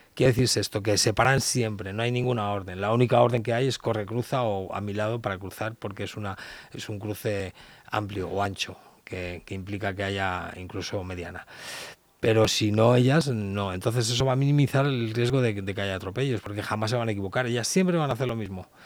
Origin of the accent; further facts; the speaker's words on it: Leganés, Community of Madrid, Spain; soy de Leganes